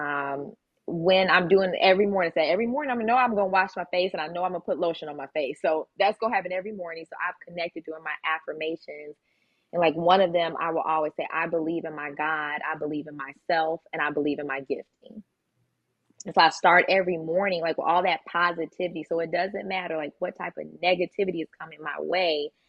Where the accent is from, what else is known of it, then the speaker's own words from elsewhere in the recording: Chicago, Illinois, United States; we grew up in Chicago.